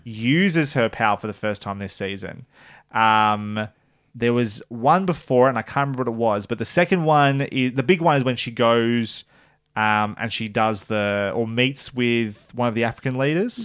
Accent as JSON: {"language": "English", "country": "Australia", "said": "as an Australian"}